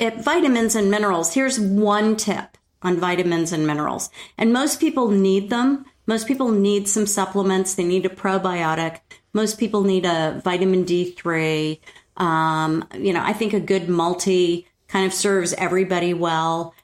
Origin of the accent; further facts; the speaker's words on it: New York, United States; moved away; I grew up in New York